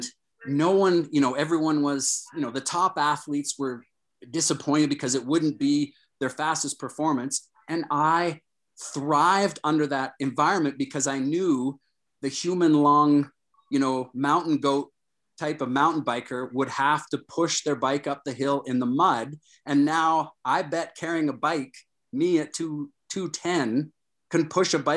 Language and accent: English; Toronto, Ontario, Canada; I grew up in Toronto